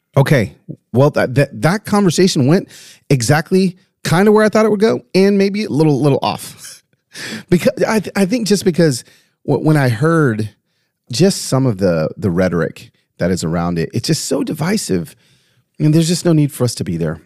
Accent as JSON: {"language": "English", "region": "Tennessee", "country": "United States", "tie": "born or raised there", "said": "my home state of Tennessee"}